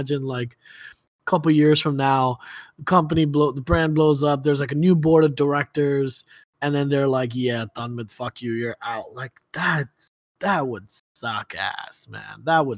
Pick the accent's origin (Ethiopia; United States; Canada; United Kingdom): United States; Baltimore, Maryland; I don't associate with them. I'm from Baltimore.